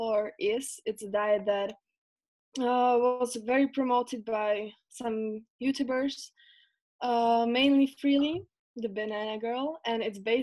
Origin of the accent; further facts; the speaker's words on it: Slovakia; now in Netherlands; I'm from Slovakia